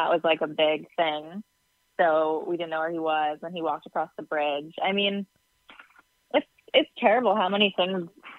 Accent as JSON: {"language": "English", "town": "New York City", "region": "New York", "country": "United States", "tie": "born or raised there", "said": "I grew up in Queens."}